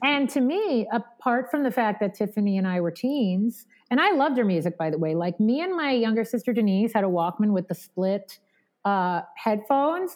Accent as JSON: {"language": "English", "area": "Long Island", "region": "New York", "country": "United States", "tie": "born or raised there", "said": "growing up in Long Island was amazing and especially amazing for the arts"}